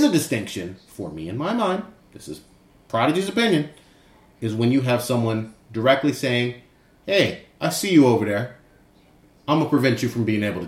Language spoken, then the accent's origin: English; Fremont, California, United States; I grew up in Fremont